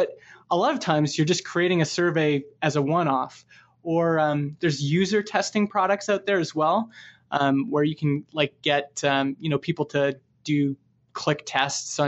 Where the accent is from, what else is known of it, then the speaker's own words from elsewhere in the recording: Canada; I'm from Canada